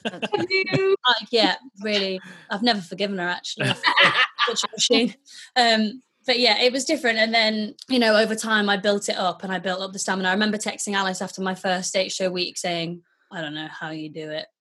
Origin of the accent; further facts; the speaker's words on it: Wakefield, Yorkshire and the Humber, United Kingdom; I grew up in Wakefield